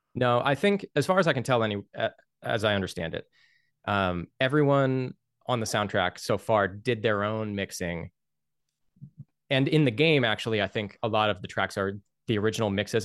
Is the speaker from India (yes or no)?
no; United States; as an American working a lot with, like, American companies